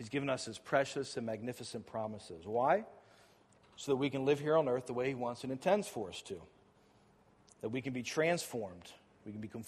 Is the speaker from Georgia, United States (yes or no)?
no; Lancaster, Pennsylvania, United States; also born or lived in Phoenix, Arizona; now in Lancaster, United States; I'm from Lancaster, as you guys know